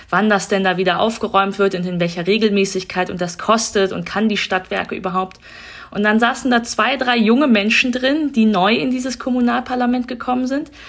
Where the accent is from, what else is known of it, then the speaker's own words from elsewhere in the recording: North Rhine-Westphalia, Germany; Ich komme ja aus Nordrhein-Westfalen und äh, da sind ja diese ganzen Ruhrgebietsdebatten immer sehr präsent gewesen.